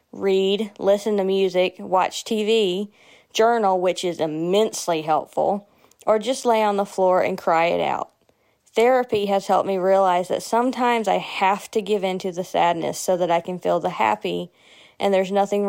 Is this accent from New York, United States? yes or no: no; Jackson, Mississippi, United States; from Jackson, Mississippi.